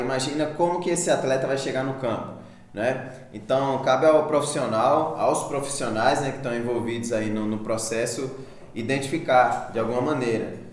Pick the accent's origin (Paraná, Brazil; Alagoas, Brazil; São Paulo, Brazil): Alagoas, Brazil; Maceió; now in Araxá, Brazil; eu sou, eu sou de Maceió, eu moro aqui em Araxá há quatro anos já